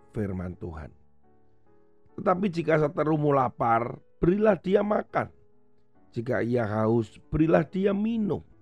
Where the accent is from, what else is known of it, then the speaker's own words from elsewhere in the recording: Indonesia; tidak dianggap bahwa sebagai perwakilan negara, tapi saya ini asalnya yang dari